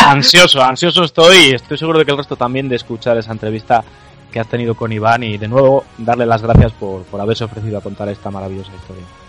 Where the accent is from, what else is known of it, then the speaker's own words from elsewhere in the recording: León, Castile and León, Spain; los que somos de León y los que somos de, la zona de León, Asturias y tal